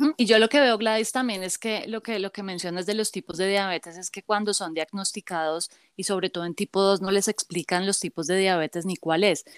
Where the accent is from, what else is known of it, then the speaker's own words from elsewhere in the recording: Bogotá, Colombia; yo soy de Bogotá, Colombia